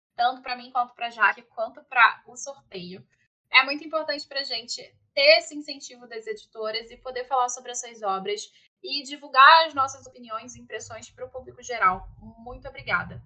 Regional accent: Rio de Janeiro, Brazil; Eu, eu sou carioca, então assim, eu sou aqui do Rio

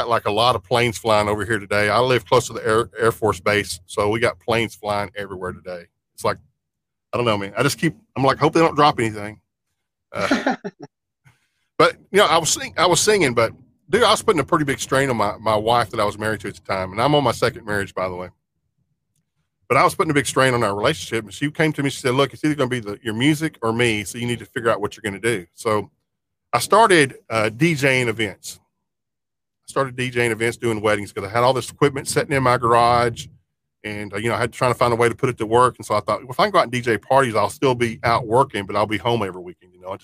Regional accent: small town south of Fort Worth, Texas, United States; I'm a lifelong resident of Fort Worth, Texas. I was born in Fort Worth. Now, I grew up in a little small town kind of south of Fort Worth as a kid.

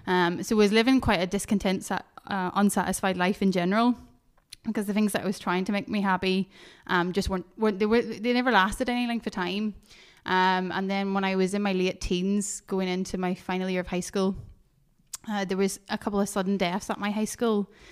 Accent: Northern Ireland, United Kingdom; moved away as an adult; now in Fife, United Kingdom; I grew up, was born in Northern Ireland, grew up here

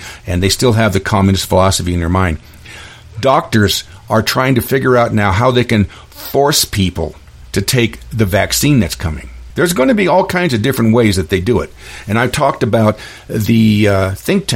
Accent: Klamath Reservation, Oregon, United States; I was raised in the Klamath Reservation

